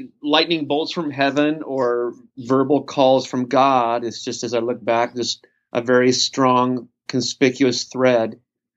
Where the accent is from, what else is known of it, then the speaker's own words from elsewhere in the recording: Idaho, United States; now in Sacramento, United States; I was born and raised in Idaho, raised in a Christian home